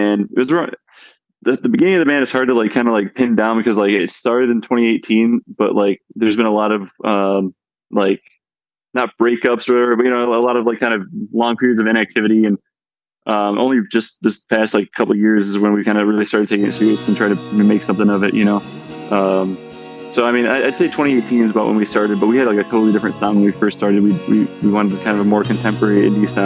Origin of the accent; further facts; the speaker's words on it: Buffalo, New York, United States; I'm from Buffalo